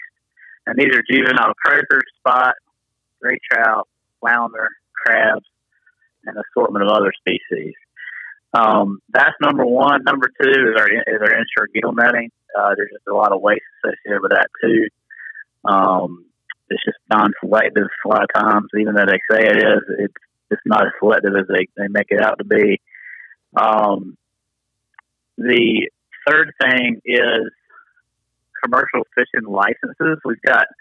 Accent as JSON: {"language": "English", "town": "Tarboro", "region": "North Carolina", "country": "United States", "tie": "born or raised there", "said": "I grew up here in Tarboro on the Tar River, so just upriver where I live now, which is in Bath"}